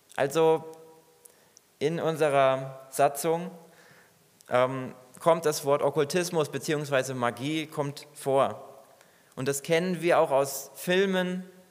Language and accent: German; Germany; Bei uns in Deutschland